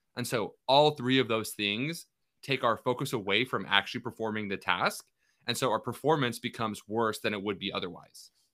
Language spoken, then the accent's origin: English; Kennewick, Washington, United States; my hometown